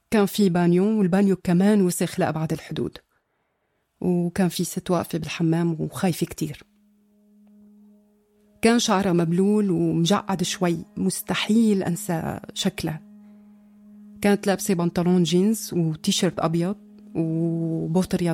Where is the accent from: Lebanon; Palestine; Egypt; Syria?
Syria; moved away; أنا طلعت من سوريا بداية سنة 2013